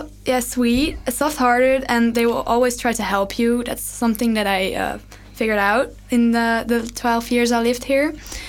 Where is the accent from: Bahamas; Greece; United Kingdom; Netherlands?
Netherlands; now in Leuven, Belgium; I'm from the Netherlands. I live here for like 12 years right now